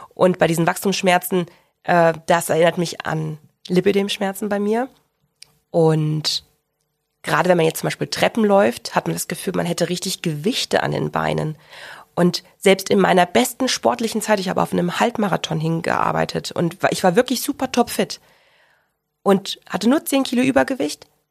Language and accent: German; Ruhr area, North Rhine-Westphalia, Germany; also born or lived in Central Hesse / Bochum; now in Augsburg, Germany; Ich komme gebürtig aus dem Ruhrgebiet habe äh, einen Zwischenstopp in Mittelhessen gemacht